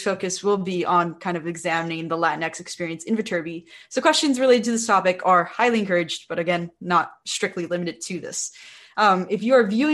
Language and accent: English; Bell Gardens, California, United States; I'm from Bell Gardens, California